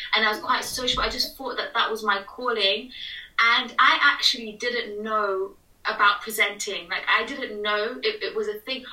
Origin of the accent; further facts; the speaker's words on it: United Kingdom; I'm British Nepali, like I was born here